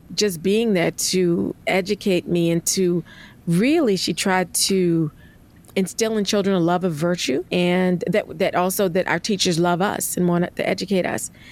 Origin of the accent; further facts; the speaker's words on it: Charleston, South Carolina, United States; I'm a Southerner born in Charleston, South Carolina